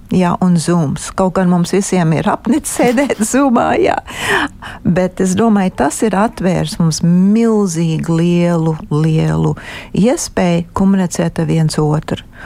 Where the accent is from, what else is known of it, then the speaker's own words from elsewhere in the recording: United States; now in Latvia; uzaugot Amerikā